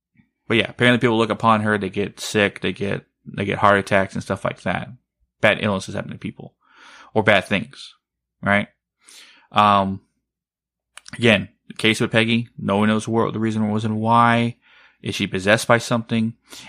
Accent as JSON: {"language": "English", "town": "Blanco", "region": "Texas", "country": "United States", "tie": "born or raised there", "moved": "yes", "said": "It's my hometown."}